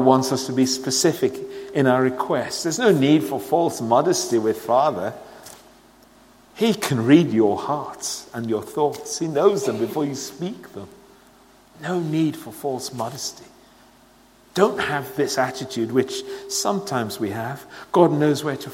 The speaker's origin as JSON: {"language": "English", "country": "Sierra Leone", "tie": "born or raised there", "moved": "yes", "said": "I was born and brought up in Sierra Leone"}